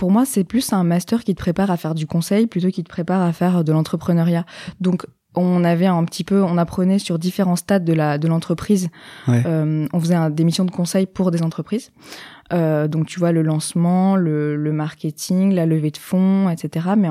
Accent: Nice, Provence-Alpes-Côte d'Azur, France; je viens de Nice, yes.

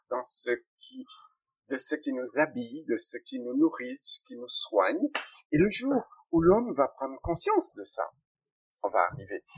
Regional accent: Guadeloupe; les richesses de la France de demain sont chez nous

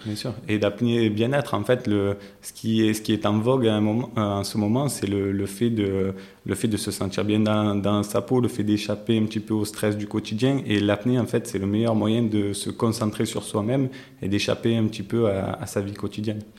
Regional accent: Marseille, Provence-Alpes-Côte d'Azur, France; non loin de là où j'ai grandi, donc je suis natif d'à côté, euh, des quartiers nord de Marseille

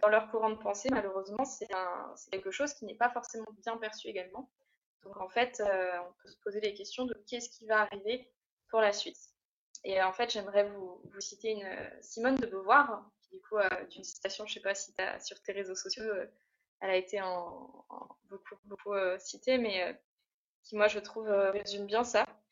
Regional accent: Burgundy, Bourgogne-Franche-Comté, France; moved away as an adult; now in Réunion, France; je viens de Bourgogne initialement et je suis partie à y 5 ans sur l'île de la Réunion

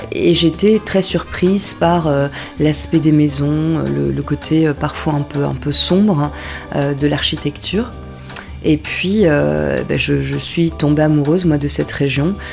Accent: the North, Hauts-de-France, France; also born or lived in Paris region / Marcq-en-Barœul; je suis arrivée dans le Nord, j'avais 7 ans. Je me souviens particulièrement de cette journée, c'était au moment de... Donc je suis native de région parisienne, je suis arrivée dans le Nord quasiment un jour de braderie, quelques jours avant la braderie à Marc-en-Barœul

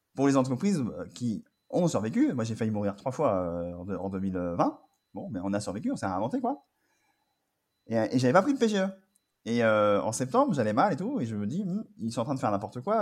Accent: Angers, Pays de la Loire, France; moved away as an adult; also born or lived in Paris; je suis d'Angers et à partir à Paris. Et donc, euh, après mon bac, je suis parti euh, à Paris

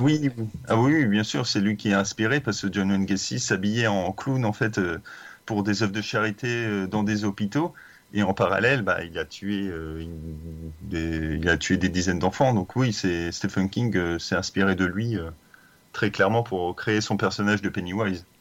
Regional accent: Brittany, France; je suis breton

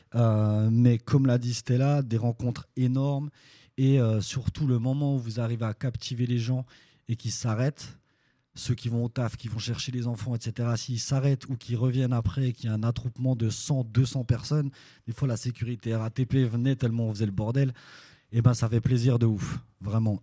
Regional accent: Belfort, Bourgogne-Franche-Comté, France; je viens de Belfort de l'Est de la France

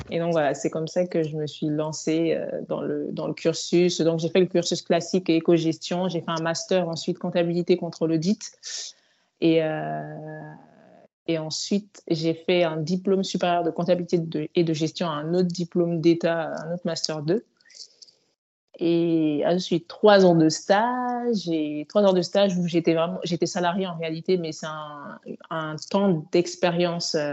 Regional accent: Mali; moved away as an adult; now in France; Donc moi, j'ai grandi au Mali, je suis, venue en France après mon bac euh, à 18 ans.

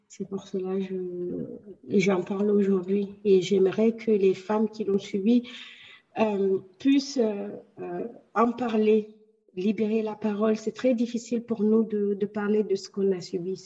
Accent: Guinea; moved away as an adult; now in France; j'ai quitté la Guinée, je me suis installée en France

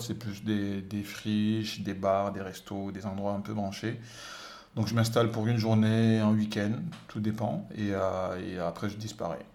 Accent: Senegal; moved away as an adult; je suis né au Sénégal, j'ai grandi au Sénégal

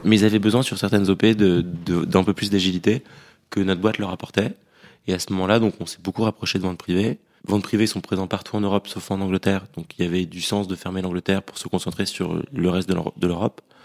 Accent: Paris, Île-de-France, France; moved away as an adult; also born or lived in London; On a grandi à Paris

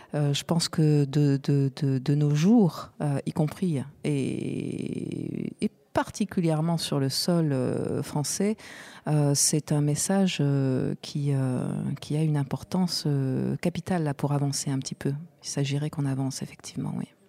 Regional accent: Marseille, Provence-Alpes-Côte d'Azur, France; j'ai grandi à Marseille

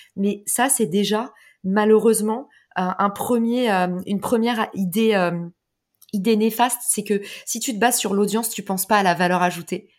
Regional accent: France; also born or lived in United States; on est des Français

